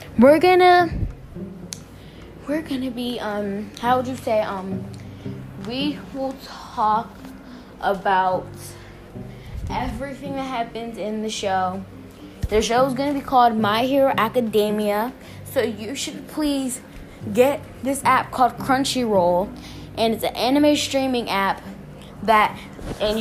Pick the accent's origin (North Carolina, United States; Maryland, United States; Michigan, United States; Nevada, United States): Maryland, United States; Baltimore; I'm from Baltimore City, Maryland